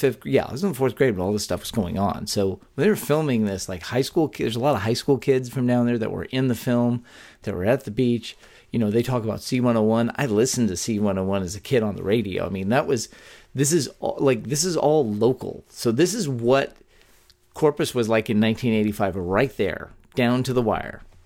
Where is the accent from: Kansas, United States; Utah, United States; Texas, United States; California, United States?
Texas, United States; born or raised there